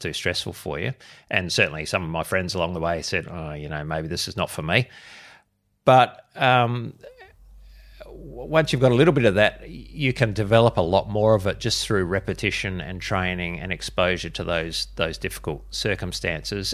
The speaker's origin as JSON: {"language": "English", "town": "Adelaide", "region": "South Australia", "country": "Australia", "tie": "born or raised there", "said": "I was born and bred in Adelaide, which is where I am, am still"}